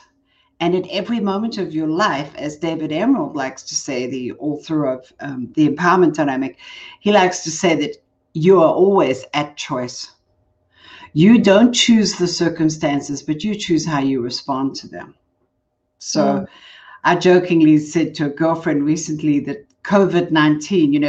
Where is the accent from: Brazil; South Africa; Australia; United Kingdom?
South Africa; Johannesburg, Gauteng; accent: South African; moved away as an adult; also born or lived in California; now in Colorado Springs, United States; I was born in Johannesburg. I come from South Africa. That's my accent.